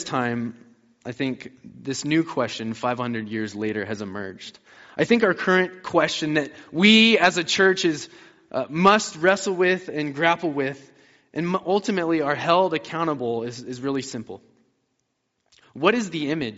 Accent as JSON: {"language": "English", "area": "about 20 minutes west of Denver", "region": "Colorado", "country": "United States", "tie": "born or raised there", "said": "I grew up in Colorado. I grew up about 20 minutes west of Denver"}